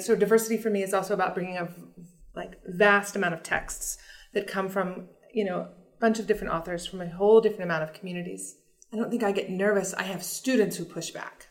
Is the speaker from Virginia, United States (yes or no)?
yes; Virginia, United States; moved away; I was raised in Virginia